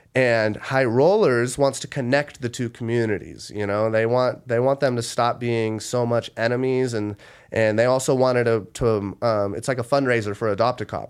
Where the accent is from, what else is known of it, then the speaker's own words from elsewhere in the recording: Las Vegas, Nevada, United States; I'm born and raised in Las Vegas